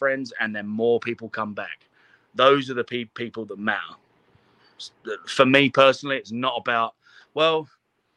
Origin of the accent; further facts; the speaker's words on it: London, United Kingdom; moved away as an adult; now in United States; I'm a kid from London. I've got the opportunity to move to America